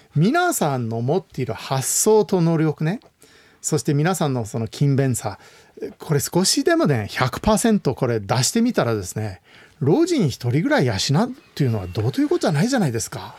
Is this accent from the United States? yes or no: yes; United States; うちの実家の近くにですね、はい、パシフィックレストトレイルという道がありました。